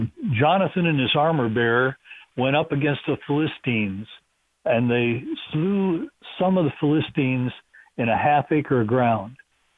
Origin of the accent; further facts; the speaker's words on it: Wisconsin, United States; moved away as an adult; now in Tennessee, United States; I'm from Wisconsin.